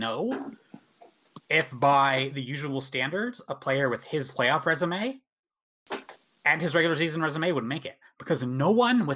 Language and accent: English; Canada; as a Canadian